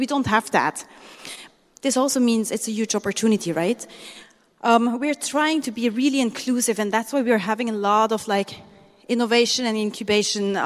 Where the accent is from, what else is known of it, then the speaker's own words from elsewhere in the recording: Switzerland; moved away as an adult; now in Manila, Philippines; I'm half Swiss and half Filipino. So I grew up in Switzerland. 27 years long, I was there